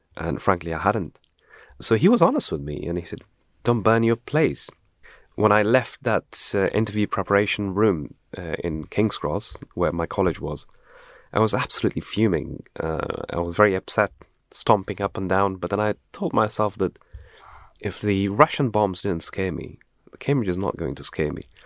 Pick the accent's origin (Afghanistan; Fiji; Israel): Afghanistan; now in United Kingdom; I was born in Afghanistan in, during the Afghan Soviet conflict in nineteen eighty-three.